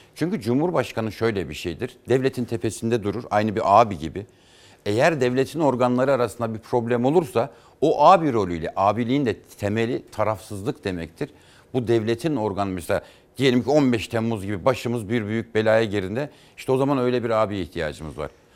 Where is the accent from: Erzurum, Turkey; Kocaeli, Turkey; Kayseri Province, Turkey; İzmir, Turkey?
Erzurum, Turkey; moved away as an adult; also born or lived in Erzincan / Kars / Ankara; Erzincan'da doğduk. Sonra Erzurum'a tayini çıktı babamın. İşte ben üniversiteyi kazandığımda ilk kez batı tarafına geçtim.